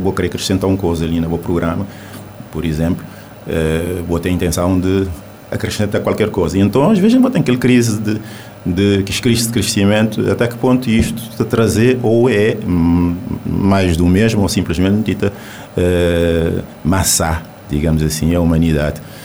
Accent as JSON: {"language": "Portuguese", "country": "Cape Verde", "first_language": "Cape Verdean Creole", "second_language": "Portuguese", "said": "nós, cabo-verdianos"}